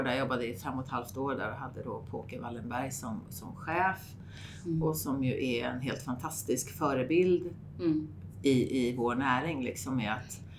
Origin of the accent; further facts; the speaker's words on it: Österskär, Stockholm County, Sweden; also born or lived in Saltsjöbaden / Grythyttan / Skarpö; jag är egentligen född ute i Österskär